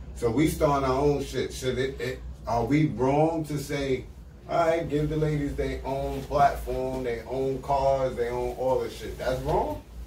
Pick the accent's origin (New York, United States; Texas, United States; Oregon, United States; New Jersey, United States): New York, United States; I'm from New York